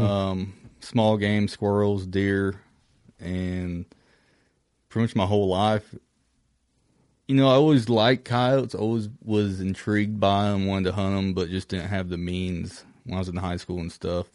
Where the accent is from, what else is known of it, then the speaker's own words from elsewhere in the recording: Kentucky, United States; from Kentucky